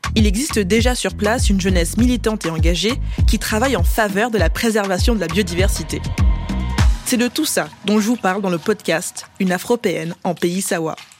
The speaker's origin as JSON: {"language": "French", "town": "Montreuil", "region": "Île-de-France", "country": "France", "tie": "born or raised there", "said": "Je suis née à Montreuil, dans la banlieue est de Paris."}